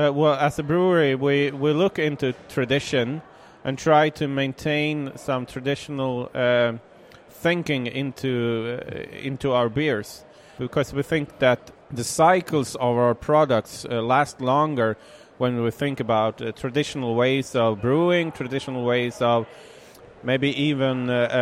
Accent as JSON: {"language": "English", "town": "Kumla", "region": "Örebro County", "country": "Sweden", "said": "From Kumla. That's a small, well..."}